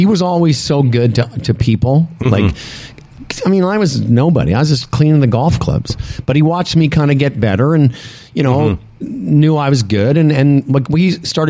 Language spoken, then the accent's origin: English; Moose Jaw, Saskatchewan, Canada; moved away; my hometown of Moose Jaw, Saskatchewan